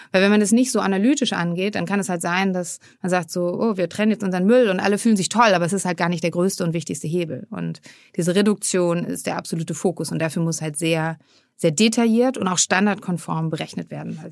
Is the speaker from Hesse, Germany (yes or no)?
no; Hamburg, Germany; moved away as an adult; also born or lived in Freiburg / Frankfurt; ich komme ursprünglich aus Hamburg